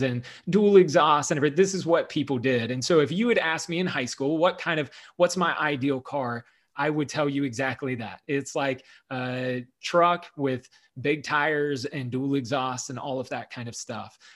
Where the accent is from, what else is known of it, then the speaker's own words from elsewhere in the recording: the South, United States; I grew up in the South